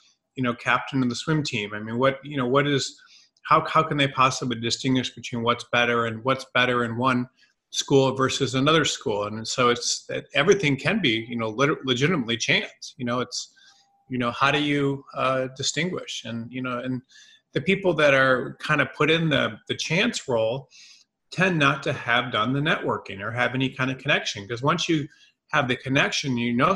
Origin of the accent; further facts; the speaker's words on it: Detroit, Michigan, United States; I grew up in Detroit and went to a private school there